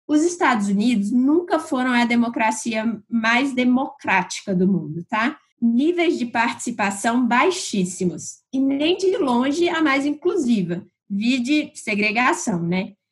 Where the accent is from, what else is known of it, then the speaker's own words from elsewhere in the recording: Brazil; como bons brasileiros que somos